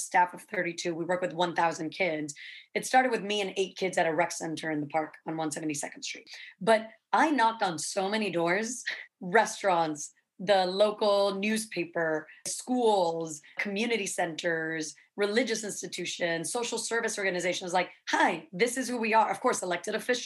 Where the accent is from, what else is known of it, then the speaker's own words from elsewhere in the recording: Santo Domingo, Distrito Nacional, Dominican Republic; moved away as an adult; now in New York, United States; I was born and raised in Dominican Republic in Santo Domingo, and I came to New York on a scholarship to study theater and literature